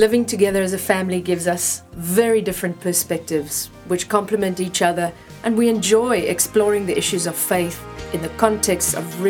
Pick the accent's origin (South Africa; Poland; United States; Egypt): South Africa; now in London, United Kingdom; …, South Africa too.